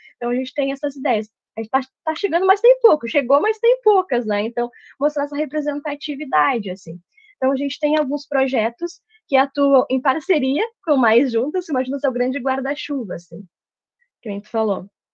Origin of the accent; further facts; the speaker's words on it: Santa Maria, Rio Grande do Sul, Brazil; moved away; eu sou de Santa Maria, a minha formação foi lá, técnico, graduação, mestrado